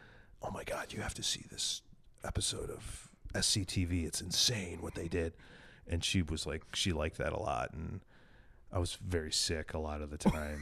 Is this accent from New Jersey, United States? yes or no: no; Villa Park, Illinois, United States; from Chicago, I'm from Villa Park, and Chicago wishes it was Villa Park.